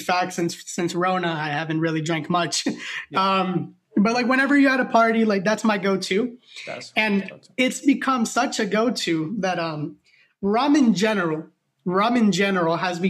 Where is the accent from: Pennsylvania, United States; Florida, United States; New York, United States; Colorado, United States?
Florida, United States; Miami; moved away as an adult; also born or lived in Atlanta; we're both from Miami, but we met in college in Atlanta.